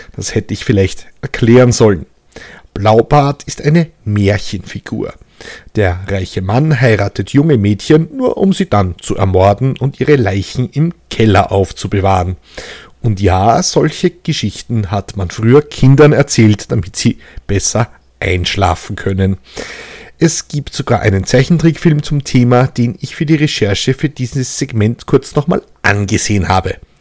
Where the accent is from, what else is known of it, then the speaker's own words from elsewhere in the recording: Lower Austrian, Austria; als Niederösterreicher